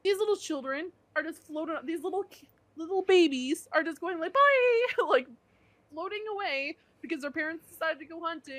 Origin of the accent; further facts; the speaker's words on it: Canada; I'm from Canada, the Great White North